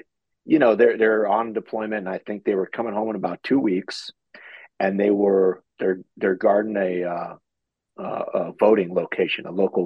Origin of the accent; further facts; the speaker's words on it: Fallbrook, California, United States; I grew up in Fallbrook, which is right off the North Gate at Camp Pendleton